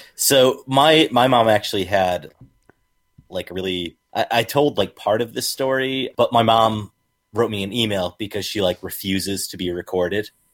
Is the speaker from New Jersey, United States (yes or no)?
no; Michigan, United States; I'm a Michigander